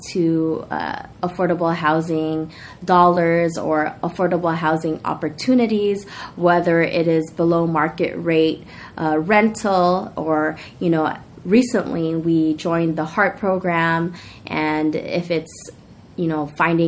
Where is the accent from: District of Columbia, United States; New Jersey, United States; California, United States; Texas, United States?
California, United States; Daly City; also born or lived in San Francisco; I grew up here in Daly City. My family moved to Daly City from San Francisco when I was the age of 8 years old